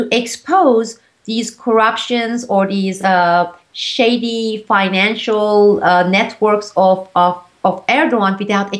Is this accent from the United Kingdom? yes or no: no; Turkey; first language Turkish; English is a second language; now in United States